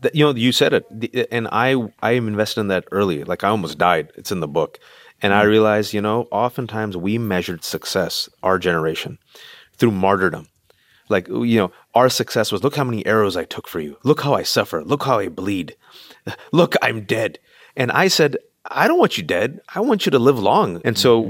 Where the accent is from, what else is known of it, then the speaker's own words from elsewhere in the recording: Bay Area, California, United States; I'm in California, born and raised in the Bay Area to Pakistani